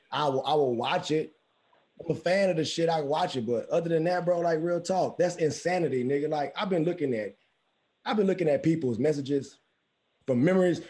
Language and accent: English; Houston, Texas, United States; I'm from Houston. I'm from Houston